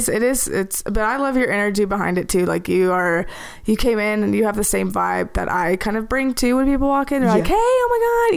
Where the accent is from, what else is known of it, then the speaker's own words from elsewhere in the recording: the South, United States; I grew up in the South.